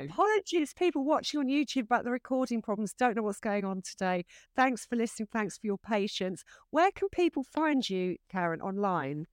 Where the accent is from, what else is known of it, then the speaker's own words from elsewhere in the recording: Essex, East of England, United Kingdom; I grew up in Essex.